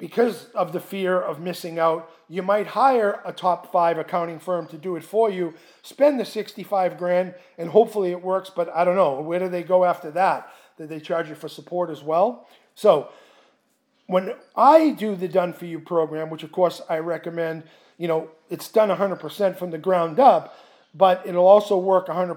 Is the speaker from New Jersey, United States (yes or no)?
no; Boston, Massachusetts, United States; moved away; I'm originally from Boston